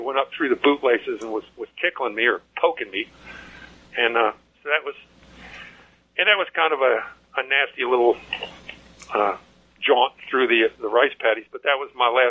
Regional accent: Virginia, United States; moved away as an adult; also born or lived in Washington, D.C.; now in McDonough, Georgia, United States; ended up going back to my home state in Virginia and worked for the city of Richmond for a while.

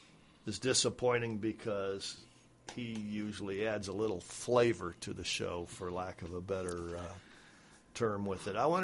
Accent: Iowa, United States; growing up in Iowa

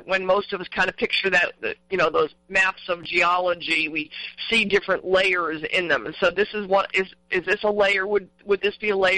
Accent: Southern California, United States; I grew up in Southern California

